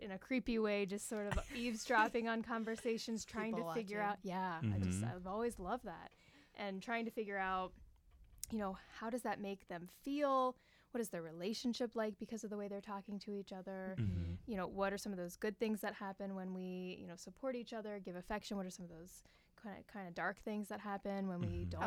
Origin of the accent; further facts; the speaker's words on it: Pittsburgh, Pennsylvania, United States; moved away as an adult; also born or lived in West Virginia; now in Iowa, United States; I am originally from Pittsburgh, Pennsylvania.